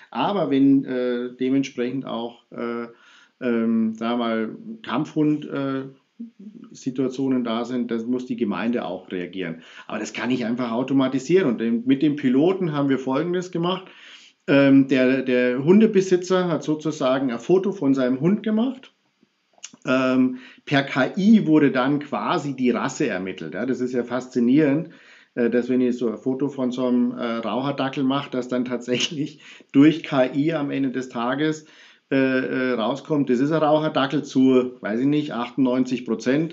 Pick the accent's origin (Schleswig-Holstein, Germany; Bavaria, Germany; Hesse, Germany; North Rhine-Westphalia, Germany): Bavaria, Germany; Munich; ich bin ja Münchner